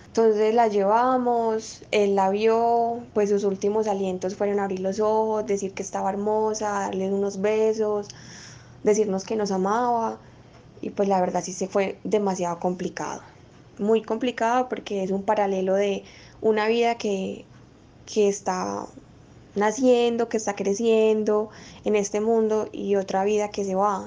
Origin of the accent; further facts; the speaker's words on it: Medellín, Antioquia, Colombia; soy de la ciudad de Medellín